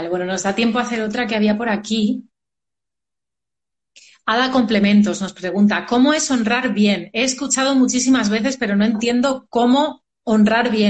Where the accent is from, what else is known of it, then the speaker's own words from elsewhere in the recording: Madrid, Community of Madrid, Spain; yo soy de Madrid, yo soy de aquí, de España.